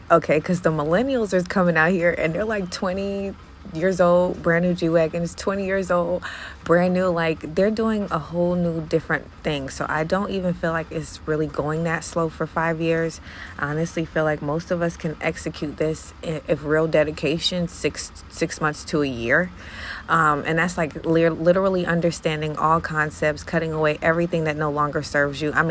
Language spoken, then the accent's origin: English; Jamaica; okay, so I'm Jamaican, so I can do what I want to.